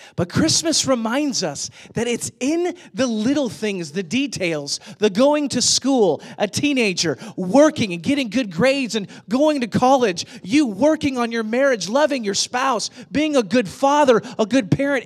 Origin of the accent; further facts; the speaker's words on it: St. Louis, Missouri, United States; now in Atlanta, United States; I grew up in Saint Louis